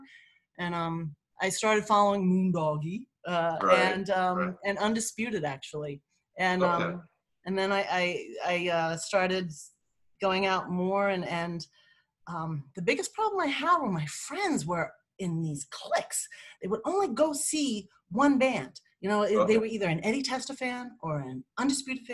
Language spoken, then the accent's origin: English; Lancaster, Pennsylvania, United States; moved away; also born or lived in Manhattan, New York; I'm from Lancaster, Pennsylvania, so I'm home on the Amish Dunge